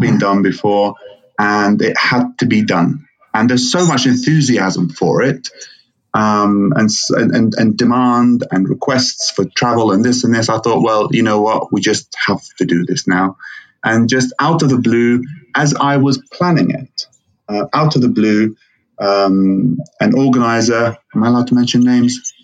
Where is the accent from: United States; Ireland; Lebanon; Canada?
Lebanon; now in United Kingdom; I am uh, of Lebanese origin, born and raised in Lebanon, and then uh, grew up, studied, trained here in the UK